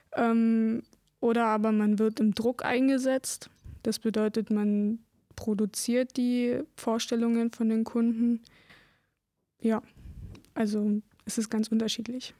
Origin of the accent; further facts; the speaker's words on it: Lausitz, Germany; Ich bin hier geboren, hier bleibe ich